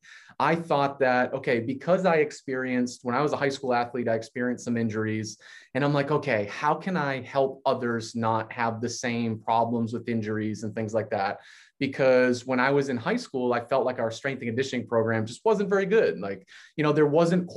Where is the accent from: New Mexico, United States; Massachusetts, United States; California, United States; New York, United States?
Massachusetts, United States; I'm from Massachusetts.